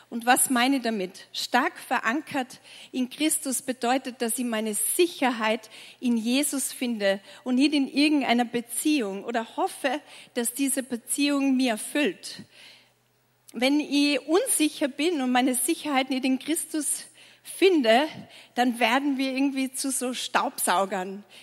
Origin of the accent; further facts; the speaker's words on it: Tyrol, Austria; Ich bin in Tirol aufgewachsen und ich sage immer, wenn man in Tirol geboren wird, kommt man quasi mit Ski auf die Welt.